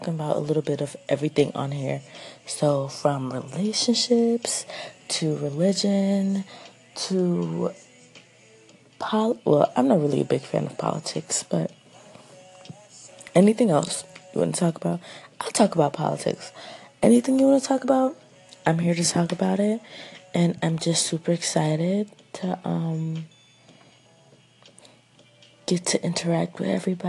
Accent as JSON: {"language": "English", "town": "Atlanta", "region": "Georgia", "country": "United States", "moved": "as an adult", "lives_now": "New York, United States", "said": "I am originally from Atlanta, Georgia, but I go to school in New York now"}